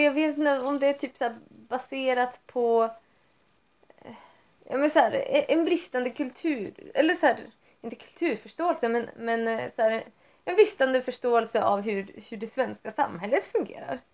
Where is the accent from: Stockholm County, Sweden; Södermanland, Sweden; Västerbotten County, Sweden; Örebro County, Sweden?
Västerbotten County, Sweden; Vindeln; där jag växte upp, det är ju inte som om så här, man hade typ typ religiös, typ kristna friskolan i Vindeln